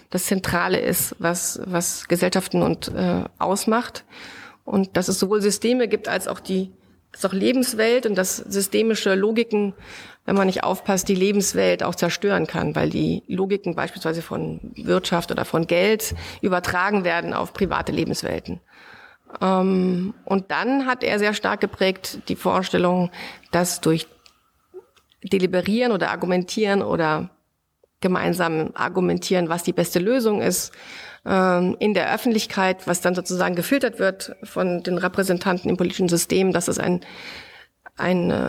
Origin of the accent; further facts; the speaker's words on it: Bavaria, Germany; Du kommst aus Mecklenburg-Vorpommern, ich komme aus Bayern mit einem italienischen Hintergrund.